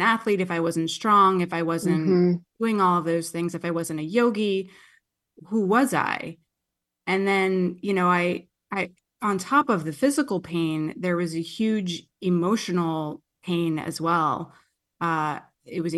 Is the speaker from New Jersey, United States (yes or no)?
yes; New Jersey, United States; moved away as an adult; also born or lived in Queens, New York; now in California, United States; I'm from Jersey. I was born in Queens